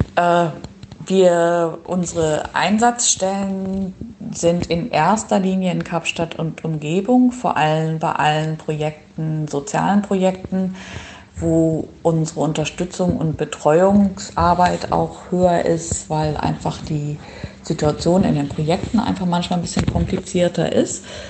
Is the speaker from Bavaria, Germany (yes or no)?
no; Schleswig-Holstein, Germany; moved away as an adult; also born or lived in Göttingen / Ireland / Oldenburg; Ich bin geboren in Schleswig-Holstein und dort auch aufgewachsen